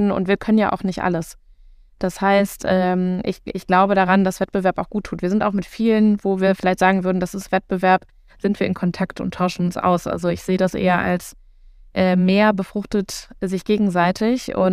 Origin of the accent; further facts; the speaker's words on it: North Rhine-Westphalia, Germany; born there; now in Berlin, Germany; Also ich plädiere ja groß für das Sauerland. Ich komme gebürtig aus dem Sauerland.